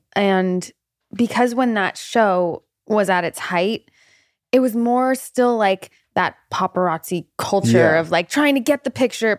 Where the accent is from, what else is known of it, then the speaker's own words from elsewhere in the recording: North Hollywood, California, United States; In North Hollywood.